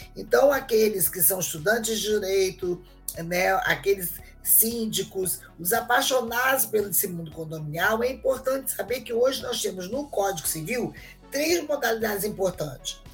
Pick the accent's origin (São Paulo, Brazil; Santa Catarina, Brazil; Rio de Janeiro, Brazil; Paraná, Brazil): Rio de Janeiro, Brazil; eu sou do Rio de Janeiro